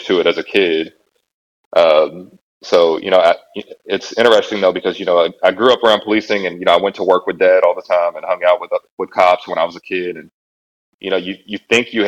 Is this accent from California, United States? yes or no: no; Louisville, Kentucky, United States; I was raised in what's referred to as the West End of Louisville